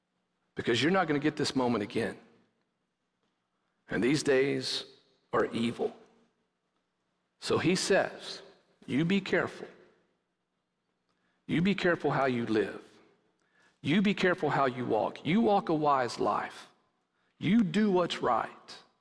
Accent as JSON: {"language": "English", "region": "West Texas", "country": "United States", "tie": "born or raised there", "moved": "yes", "said": "growing up in West Texas"}